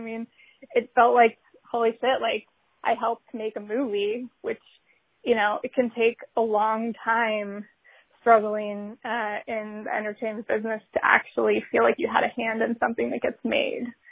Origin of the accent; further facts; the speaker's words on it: Colorado, United States; moved away; in Colorado, growing up in Colorado